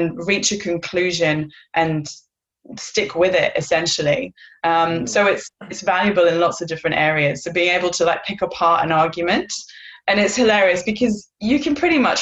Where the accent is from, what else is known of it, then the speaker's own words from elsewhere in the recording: North Wales, United Kingdom; moved away as an adult; now in Perth, Australia; I live in Perth, Western Australia. I've lived here for 10 years, but I am originally from North Wales